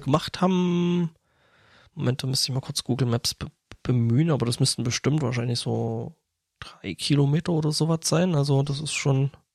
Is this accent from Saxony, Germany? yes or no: yes; Lößnitz, Saxony, Germany; moved away; meine Heimatstadt ist also meine alte Heimatstadt Lösnitz äh, Erzgebirge